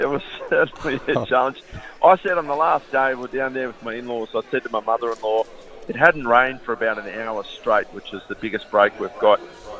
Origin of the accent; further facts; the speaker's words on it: Keiraville, New South Wales, Australia; I grew up in Kerrville and I could actually ride my skateboard to the beach.